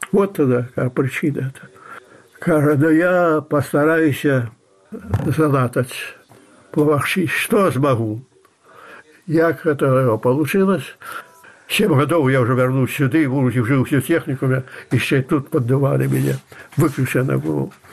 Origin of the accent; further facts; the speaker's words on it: Belarus; Я белорус